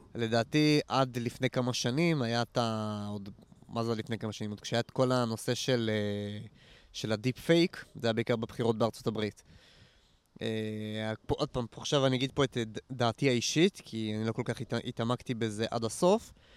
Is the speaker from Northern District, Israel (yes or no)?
yes; Nof HaGalil, Northern District, Israel; moved away; אני גדלתי, אני גדלתי פה בסביבה, אני מנצרת עילית במקור, נוף הגליל, אבל כל האזור של העמק, אני גדלתי פה